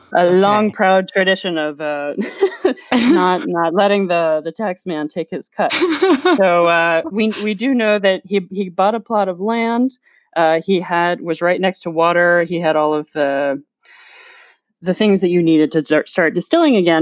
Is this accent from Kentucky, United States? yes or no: yes; Louisville, Kentucky, United States; moved away as an adult; also born or lived in Washington, District of Columbia, United States; now in France; growing up in Kentucky, which is the land of bourbon